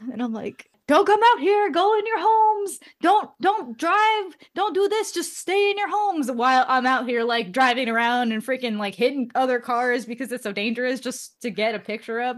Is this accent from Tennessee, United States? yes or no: no; Oakland, California, United States; moved away as an adult; also born or lived in San Francisco; now in Seattle, United States; I was born in Oakland, and I say I'm from Oakland just because I went to school in Oakland for a portion of my life